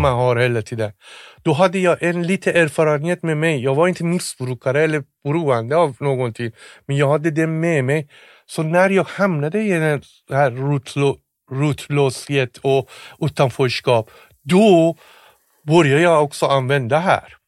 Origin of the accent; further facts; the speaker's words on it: Tehran, Tehran Province, Iran; Swedish is a second language; moved away as an adult; now in Sweden; jag är från Teheran